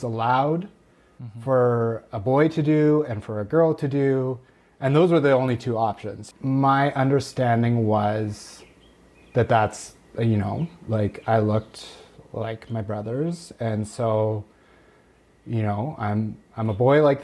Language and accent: English; Steinbach, Manitoba, Canada; moved away as an adult; also born or lived in Winnipeg; now in Saskatchewan, Canada; I grew up in a small town just south of Winnipeg called Steinbach, Manitoba.